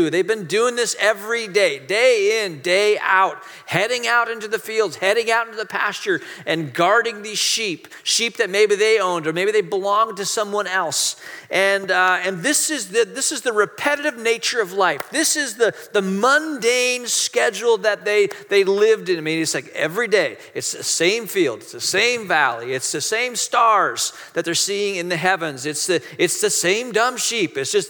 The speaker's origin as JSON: {"language": "English", "country": "Hong Kong", "tie": "born there", "also_born_or_lived": "Malaysia", "said": "I mean, a lot of you know, I grew up overseas. I was born in Hong Kong. I went to boarding school in Malaysia."}